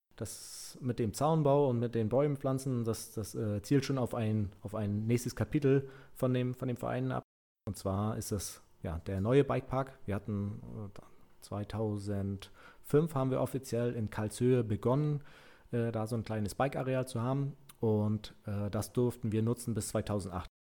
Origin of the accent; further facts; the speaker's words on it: Mecklenburg-Vorpommern, Germany; bei uns in Mecklenburg-Vorpommern